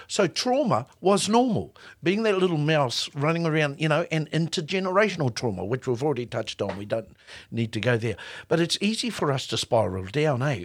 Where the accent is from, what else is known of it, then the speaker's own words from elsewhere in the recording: New Zealand; as a Māori New Zealander.